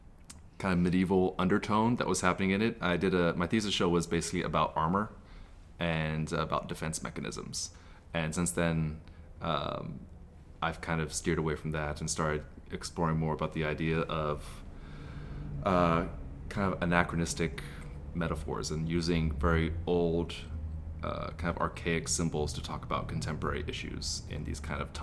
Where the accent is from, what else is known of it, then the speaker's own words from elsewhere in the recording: Texas, United States; moved away as an adult; also born or lived in Colorado; now in Los Angeles, United States; Born in Colorado. I grew up in Texas.